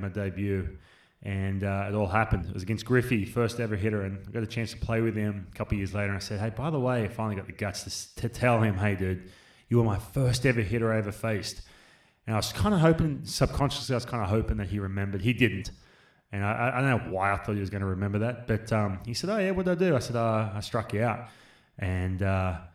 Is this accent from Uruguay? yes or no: no; Australia; I grew up in Australia